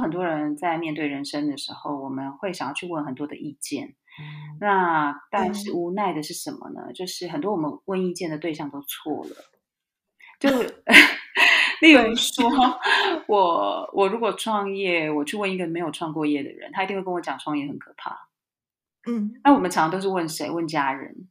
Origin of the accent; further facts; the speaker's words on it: Taiwan; moved away as an adult; also born or lived in Germany; now in Spain; 其实我是在台湾土生土长的孩子